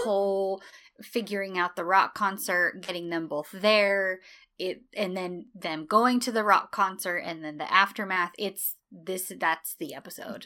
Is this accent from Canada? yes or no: no; United States